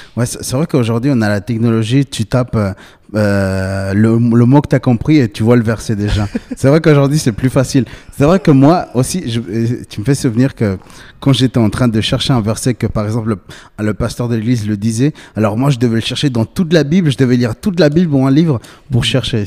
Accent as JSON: {"language": "French", "country": "Bolivia", "said": "j'ai 27 ans, je viens de Bolivie"}